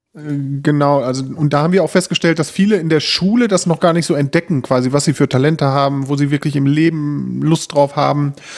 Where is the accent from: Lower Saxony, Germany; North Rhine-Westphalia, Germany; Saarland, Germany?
North Rhine-Westphalia, Germany; Bünde; Wir kommen hier aus Bünde